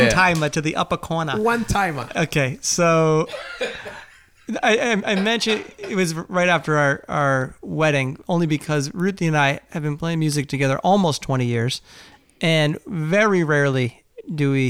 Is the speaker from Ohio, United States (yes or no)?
no; Durham, New Hampshire, United States; I grew up in Durham, New Hampshire.